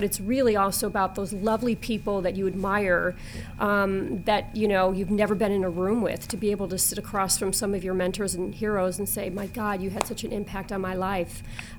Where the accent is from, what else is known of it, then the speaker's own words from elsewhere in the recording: West Suburbs of Chicago, Illinois, United States; also born or lived in New York City; now in Chicago, United States; I grew up in the West Suburbs